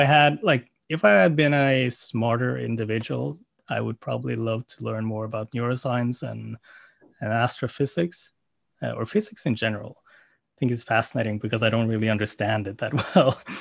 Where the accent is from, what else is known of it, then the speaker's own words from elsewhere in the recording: Norway; English is a second language; also born or lived in South Korea / Oslo, Norway; I came to Norway when I was five months old, uh, to a Norwegian family and I had a very standard Norwegian upbringing.